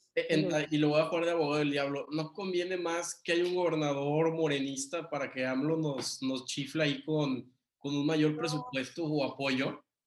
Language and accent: Spanish; Tampico, Tamaulipas, Mexico; nací en Tampico